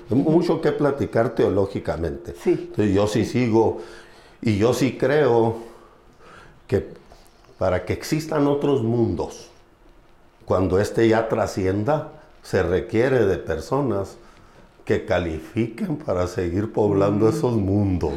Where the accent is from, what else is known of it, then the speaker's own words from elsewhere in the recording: Gómez Farías, Chihuahua, Mexico; also born or lived in Colonia LeBarón, Chihuahua; yo nací en un pueblo de la sierra, me imagino que ahorita Levarón está abajo, Colonia Levarón, se llama Gómez Faría Chihuahua.